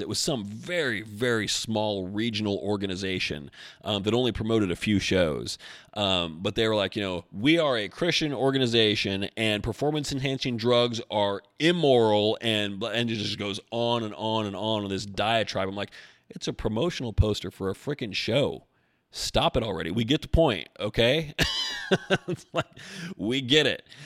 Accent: Albany, United States; moved away; Albany is my hometown

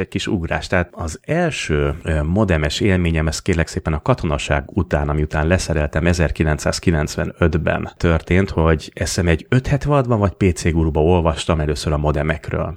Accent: Budapest, Hungary; Panel dzsungelben nőttem fel palotán, ott is a kőrakás parban

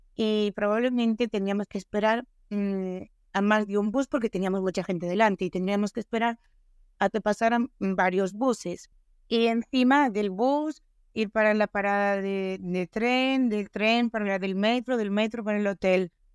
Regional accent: Galicia, Spain; Para los que somos gallegos

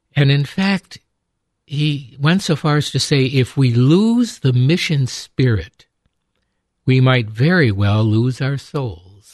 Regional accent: upstate New York, United States; growing up in upstate New York

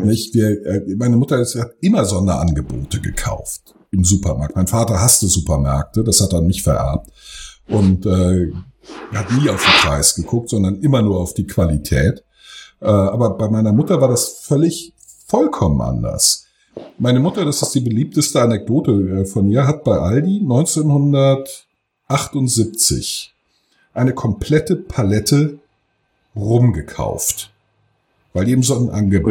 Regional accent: Friedberg, Germany; ich bin ja in Friedberg zur Schule gegangen.

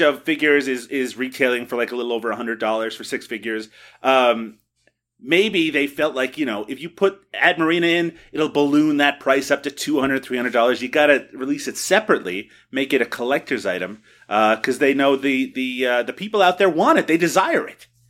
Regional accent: Canada; as a Canadian

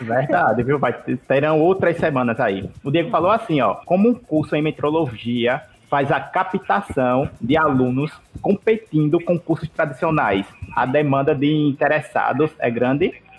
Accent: Alagoas, Brazil; eu aqui que sou de Alagoas

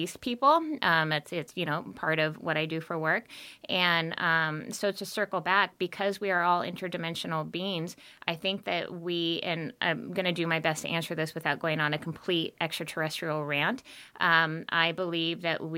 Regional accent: Montana, United States; I'm from Montana.

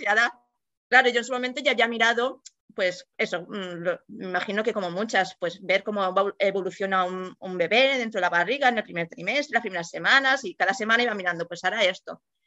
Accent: Mallorca, Balearic Islands, Spain; soy de Mallorca y vivo aquí de siempre

